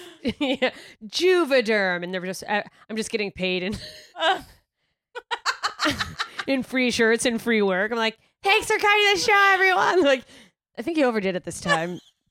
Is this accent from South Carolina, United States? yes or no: no; Alaska, United States; also born or lived in Germany / Mississippi; No, I moved to Alaska when I was in sixth grade. So before that, I was Mississippi and I was born in Germany.